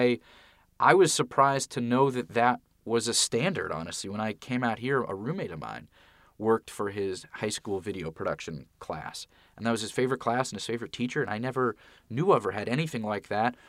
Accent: Santa Monica, California, United States; moved away as an adult; also born or lived in Philadelphia; I grew up in Santa Monica, still live in the same house that I grew up in.

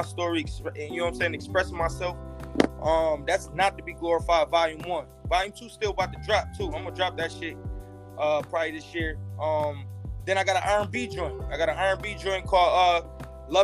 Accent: Buffalo, New York, United States; I'm from Buffalo, man. I'm from the west side of Buffalo

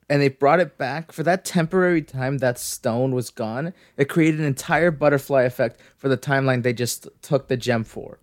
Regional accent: Canada; I'm Canadian

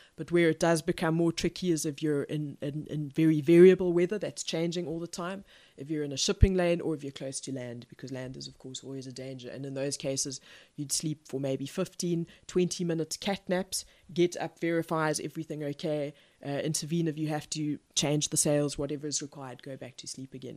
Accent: Pretoria, Gauteng, South Africa; I was born in Pretoria in South Africa, which is, uh, not on the coast

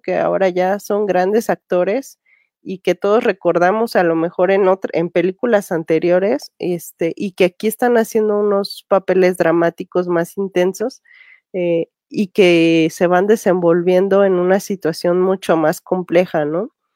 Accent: Mexico

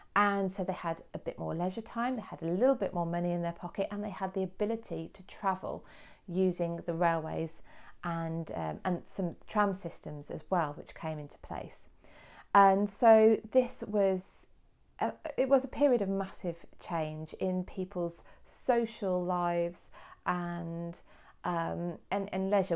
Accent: Kidderminster, West Midlands, United Kingdom; my hometown of Kidderminster

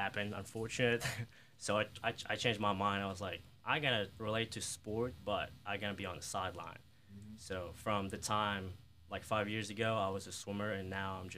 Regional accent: Kyiv, Ukraine; English is a second language; moved away as an adult; also born or lived in New York; now in Mississippi, United States; I'm from Europe, from Ukraine, Kiev

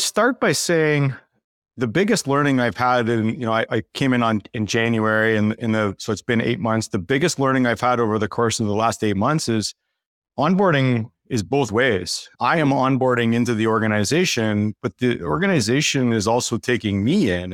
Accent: Canada; the token Canadian on the team

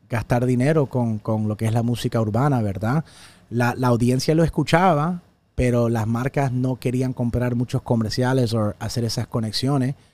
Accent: El Salvador; now in United States; no porque no soy puertorriqueño, recuerdo, soy de El Salvador, soy de Centroamérica, soy de los Estados Unidos

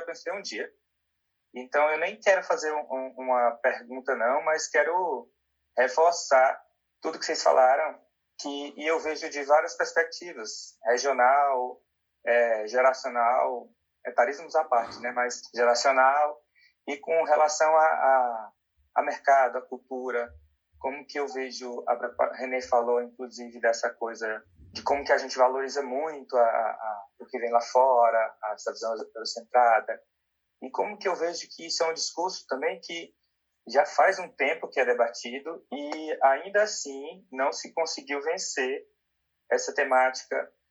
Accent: Ceará, Brazil; eu também sou nordestino, eu sou cearense

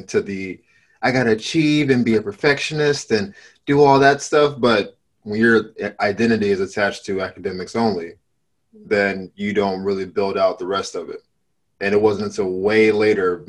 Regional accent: Florida, United States; moved away as an adult; also born or lived in Miami; now in Los Angeles, United States; I'm from Florida originally

